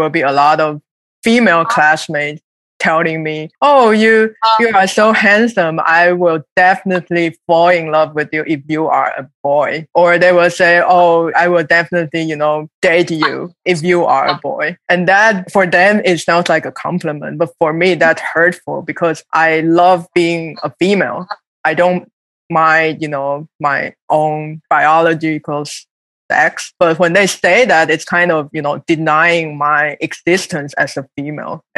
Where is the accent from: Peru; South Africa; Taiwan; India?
Taiwan; moved away as an adult; also born or lived in Seattle / Michigan; now in New York, United States; I grew up in Taiwan, and I came to the United States like 8 years ago